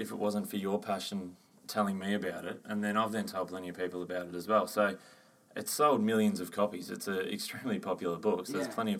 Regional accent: Melbourne, Victoria, Australia; I grew up in Hampton, which is right smack bang in the middle of Melbourne.

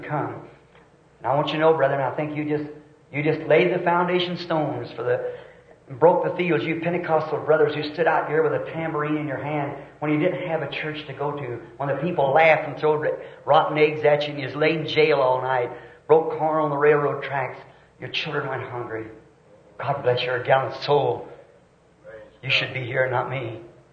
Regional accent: the South, United States; I'm a Southerner

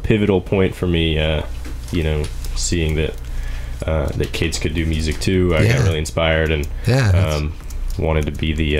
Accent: St. Louis, Missouri, United States; Zach and I grew up together in St. Louis.

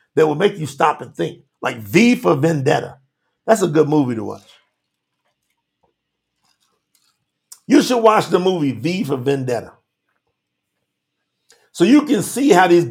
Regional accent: Kentucky, United States; I'm from Kentucky, born in Kentucky

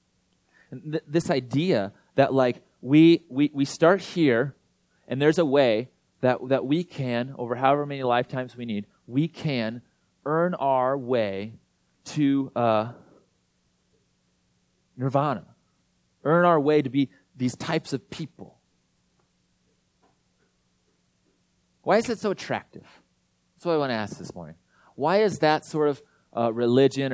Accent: Iowa, United States; now in Minneapolis, United States; I'm from Iowa

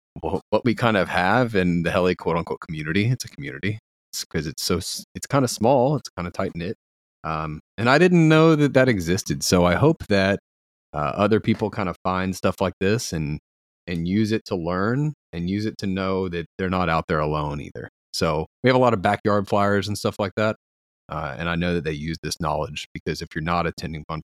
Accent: Paris, Texas, United States; I was born in like the suburbs in Paris, Texas, which is a farming town, farming community

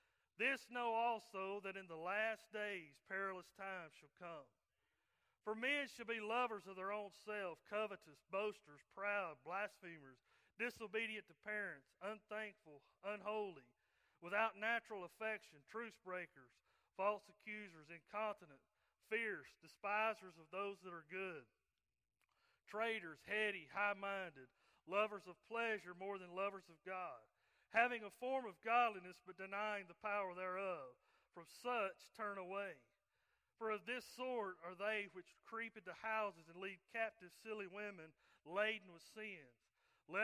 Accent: right outside of Chattanooga, Tennessee, North Georgia, United States; moved away as an adult; now in Coleman, United States; I'm from North Georgia and grew up and raised there right outside of Chattanooga, Tennessee

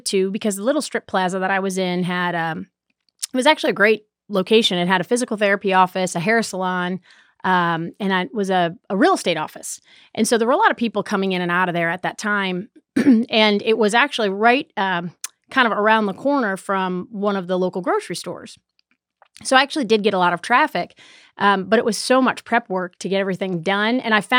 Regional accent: Buffalo, New York, United States; now in Charlotte, United States; Buffalo, New York.

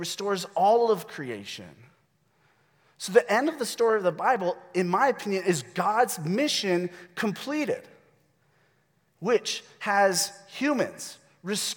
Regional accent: United States; we, as American Christians

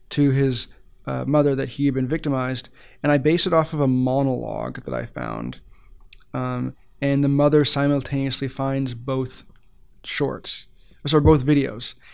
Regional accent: Ottawa, Ontario, Canada; moved away as an adult; now in Edmonton, Canada; I'm actually from Ottawa originally

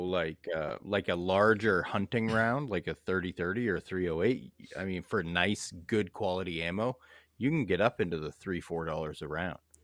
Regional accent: Bangor, Maine, United States; I come from Bangor, Maine.

